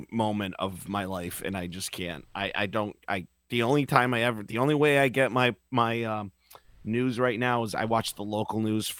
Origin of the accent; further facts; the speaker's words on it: Northampton, Massachusetts, United States; now in Boston, United States; I'm from Northampton.